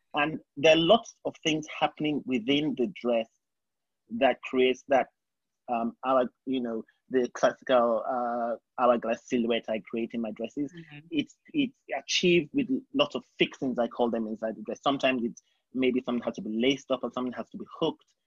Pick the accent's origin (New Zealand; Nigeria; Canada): Nigeria; moved away as an adult; also born or lived in England; now in New York, United States; I grew up in Nigeria, and I did my primary school, secondary school, and university in Nigeria.